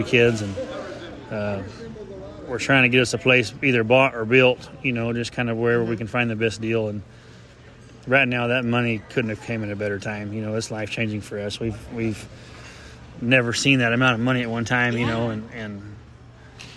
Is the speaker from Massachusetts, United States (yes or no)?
no; Oklahoma, United States; the only guy that's truly born and raised in Oklahoma